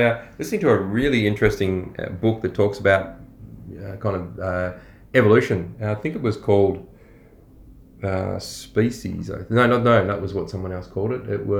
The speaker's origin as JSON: {"language": "English", "country": "Australia", "said": "We're Aussie blokes"}